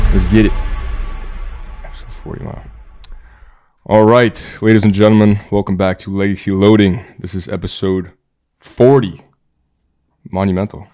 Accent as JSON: {"language": "English", "region": "New York", "country": "United States", "moved": "yes", "said": "I'm from New York, I'm a photographer, I'm in town"}